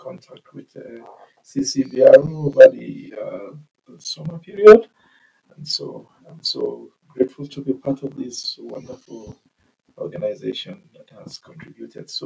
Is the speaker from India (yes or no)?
no; Nigeria; moved away as an adult; now in Calgary, Canada; I come from Nigeria.